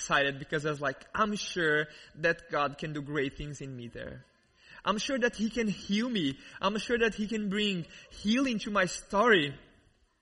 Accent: Brazil; accent: thick accent; English is a second language; moved away; I grew up in Brazil, as many of you guys know, and you probably noticed this really amazing accent, this really thick accent.

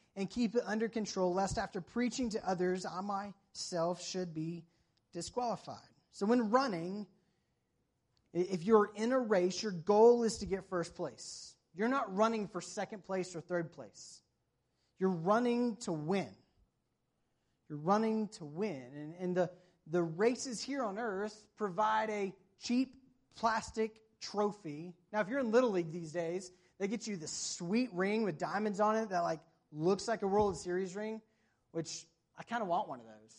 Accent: the South, United States; moved away; I'm from the South where it doesn't really snow

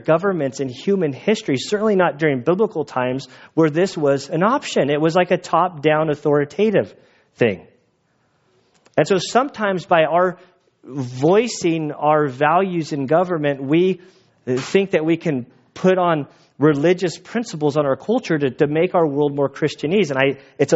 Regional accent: United States; being an American

